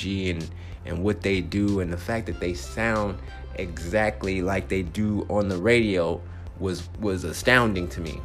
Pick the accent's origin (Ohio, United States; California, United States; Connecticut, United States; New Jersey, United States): California, United States; Compton; now in Phoenix, United States; Compton, my hometown